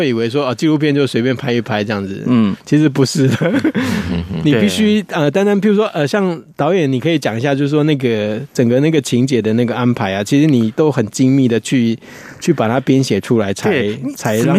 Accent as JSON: {"language": "Chinese", "country": "Taiwan", "said": "我们台湾人"}